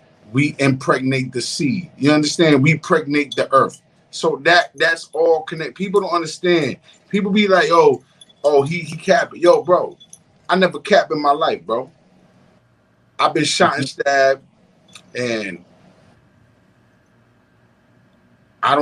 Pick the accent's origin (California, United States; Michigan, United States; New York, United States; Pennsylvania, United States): New York, United States; New York City; I grew up in Harlem